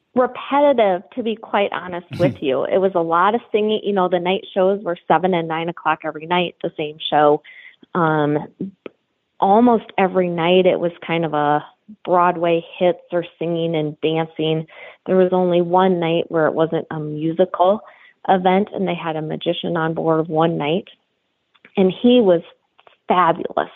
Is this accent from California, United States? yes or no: no; South Dakota, United States; we're from South Dakota